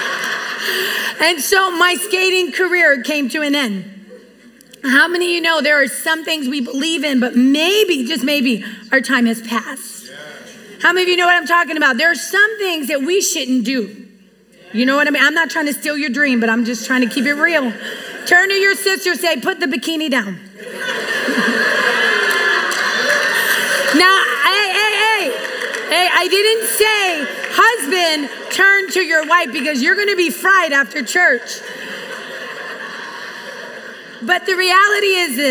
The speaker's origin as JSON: {"language": "English", "country": "United States", "tie": "born or raised there", "also_born_or_lived": "Puerto Rico", "said": "growing up here, you know, in America, you know, we came from Puerto Rico and my mom was from Mexico"}